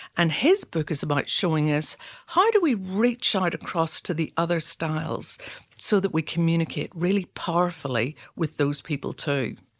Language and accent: English; Belfast, Northern Ireland, United Kingdom; now in Adelaide, Australia; I'm originally from Belfast, and we're not afraid of challenging conversations.